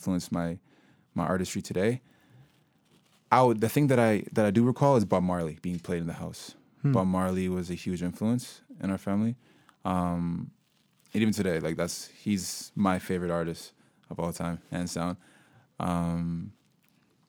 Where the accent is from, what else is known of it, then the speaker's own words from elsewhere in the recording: Guelph, Ontario, Canada; also born or lived in Sudan; now in Kitchener-Waterloo, Canada; I grew up in Guelph originally, and then I moved out to Kitchener-Waterloo approximately like 4 years ago.